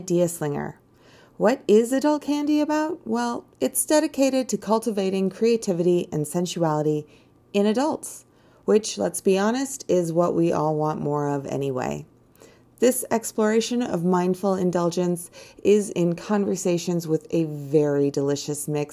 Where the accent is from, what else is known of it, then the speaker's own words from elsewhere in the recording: United States; I'm an American girl